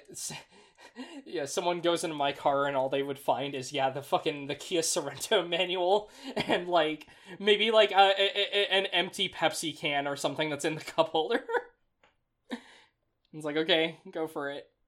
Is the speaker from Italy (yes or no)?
no; Las Vegas, Nevada, United States; now in East Coast, United States; I am from Vegas